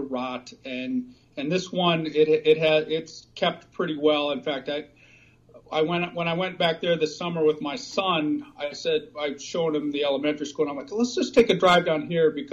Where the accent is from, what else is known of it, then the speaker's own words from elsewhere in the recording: Grand Haven, Michigan, United States; moved away as an adult; now in Pittsburgh, United States; I grew up in Michigan on Lake Michigan in a small town called Grand Haven